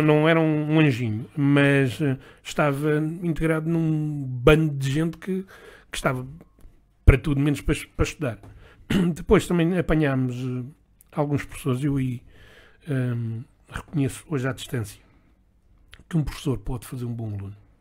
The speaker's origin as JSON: {"language": "Portuguese", "region": "Lisbon", "country": "Portugal", "tie": "born or raised there", "said": "nasci em Lisboa, eh, filho de, de uma mãe lentejana e de um pai eh, da zona de Castelo Branco"}